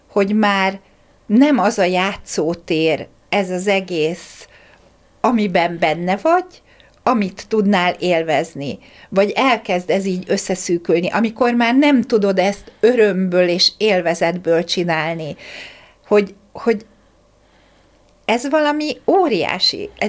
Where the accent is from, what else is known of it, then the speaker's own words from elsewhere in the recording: Hungary; én vidéken, vidéken ráadásul a kertvárosi részen nőttem fel, ott nem nagyon voltak ilyenek, hogy játszóterek